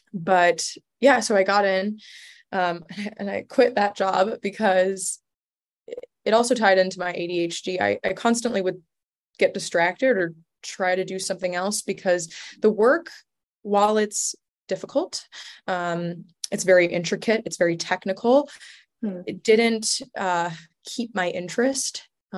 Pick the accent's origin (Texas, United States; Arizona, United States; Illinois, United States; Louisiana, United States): Illinois, United States; Chicago; also born or lived in Istanbul; Well, I was born in Chicago and I went to college in Chicago and I grew up between Chicago and Istanbul.